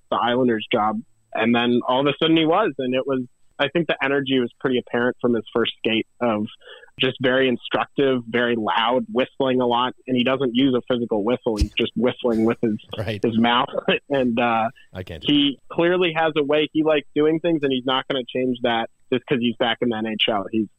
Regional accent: St. Louis, Missouri, United States; moved away as an adult; also born or lived in Denver, Colorado; now in New York, United States; I'm from St. Louis, Missouri originally

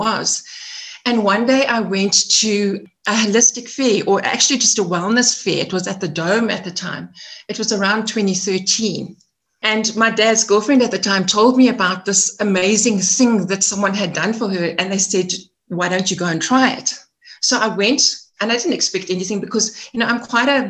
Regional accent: Edenvale, Gauteng, South Africa; also born or lived in Eastern Cape / Johannesburg; I'm a Joburg girl, born and bred. I spent some of my childhood in the Eastern Cape in a farming community. In primary school, I came back to Joburg, and I'm an Edenvale girl. So I spent most of my life in Edenvale.

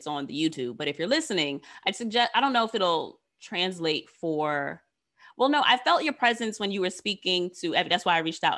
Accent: New York City, New York, United States; Queens is mine because I am from here

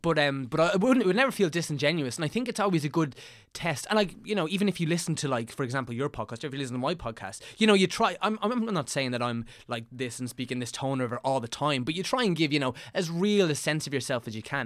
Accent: County Meath, Leinster, Ireland; I'm from Des Moines, County Meath

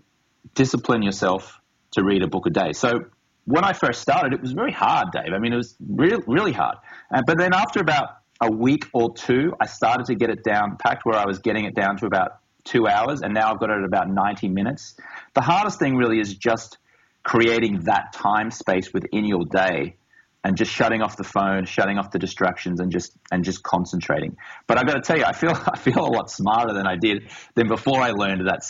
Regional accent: Australia; moved away as an adult; now in Los Angeles, United States; I grew up in Australia as a reporter for a Rupert Murdoch broadsheet.

